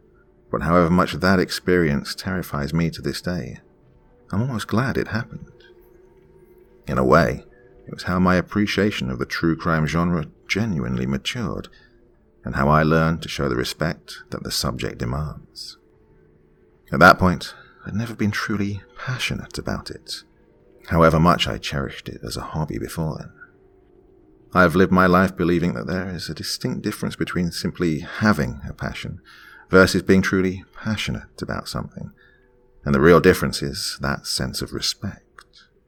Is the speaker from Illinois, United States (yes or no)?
no; Mount Lebanon, Pennsylvania, United States; I grew up in Mount Lebanon, an affluent suburb south of the Pittsburgh metro area, and my family was decidedly affluent, even by those lofty standards.